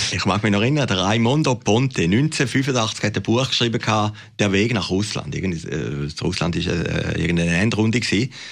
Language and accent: German; Switzerland